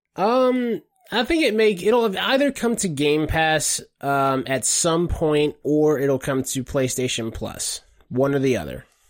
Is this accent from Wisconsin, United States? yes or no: no; Savannah, Georgia, United States; I'm from Savannah, Georgia